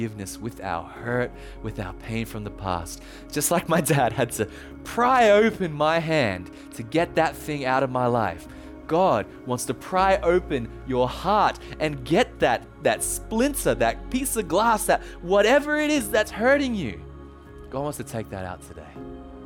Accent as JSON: {"language": "English", "country": "Australia", "tie": "born or raised there", "also_born_or_lived": "Thailand", "accent": "Australian", "said": "when I was born in Thailand, and when I was 2 years old, my parents and I moved back to Australia, as you can tell from the accent"}